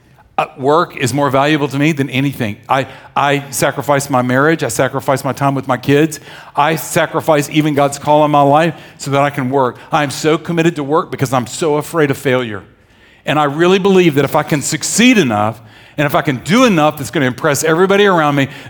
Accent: the South, United States; I grew up in the South

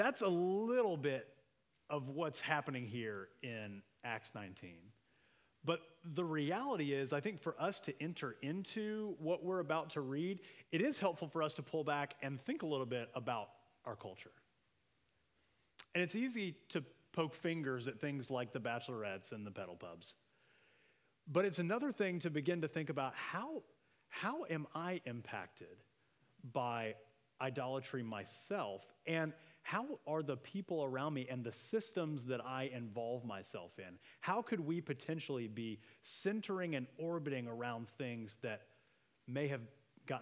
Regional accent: Florida, United States; we're from Florida.

